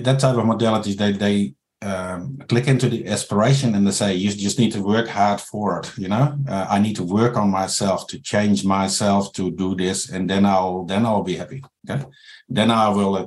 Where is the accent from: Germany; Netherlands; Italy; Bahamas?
Netherlands; moved away as an adult; now in New Zealand; I'm from the Netherlands